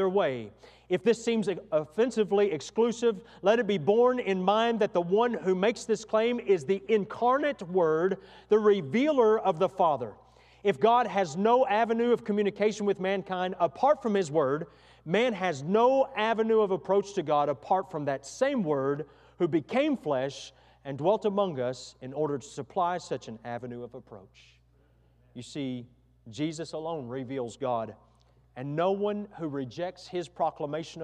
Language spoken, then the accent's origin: English; near Waco, Texas, United States; not far from my hometown where we grew up, about 45 minutes or an hour's drive